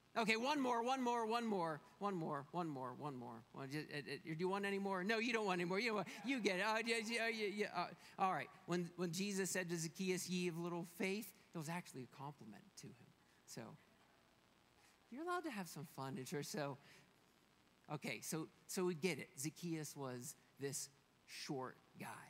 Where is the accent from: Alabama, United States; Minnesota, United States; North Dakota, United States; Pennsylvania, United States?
Pennsylvania, United States; now in Colorado, United States; we are from Pennsylvania where the mountains aren't quite so big